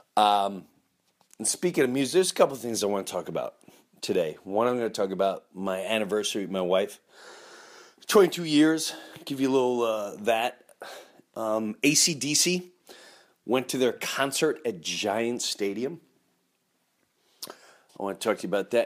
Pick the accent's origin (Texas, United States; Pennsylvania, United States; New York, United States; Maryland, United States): New York, United States; Long Island; also born or lived in Florida; I grew up in Long Island, lived in Long Island